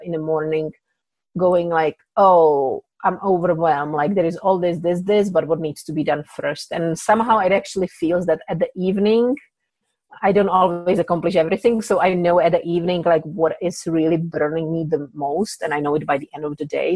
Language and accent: English; Czechia; English is a second language; moved away as an adult; now in United States; I came from Czech Republic. English is my second language